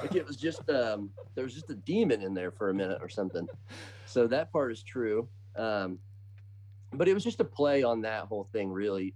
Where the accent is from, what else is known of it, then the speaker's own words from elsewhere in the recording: Bloomington, Indiana, United States; I am from Indiana. So a town called Bloomington, born and raised